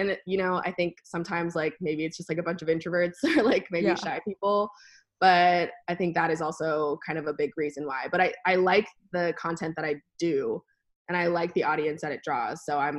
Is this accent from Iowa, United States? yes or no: no; Alaska, United States; because I was from Alaska and I knew, I was like 12 or whatever, but I knew that the things that people did in Alaska were just cooler.